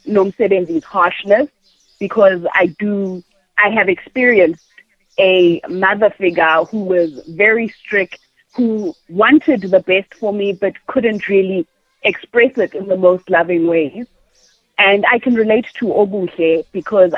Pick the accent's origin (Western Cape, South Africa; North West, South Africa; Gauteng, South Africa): Gauteng, South Africa; Thokoza; also born or lived in Randburg; I grew up in Thokoza, which is the township